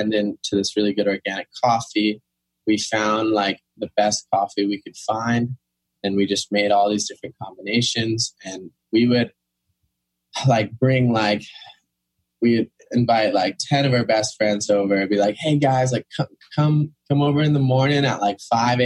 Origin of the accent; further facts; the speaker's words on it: Kauai, Hawaii, United States; moved away as an adult; also born or lived in New York City, United States / North Shore, Oahu, United States; I was raised on Kauai